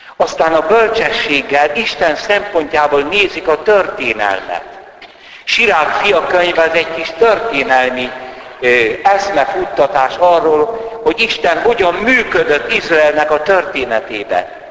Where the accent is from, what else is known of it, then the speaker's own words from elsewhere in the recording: Hungary; Siolgárban, szülőfalumban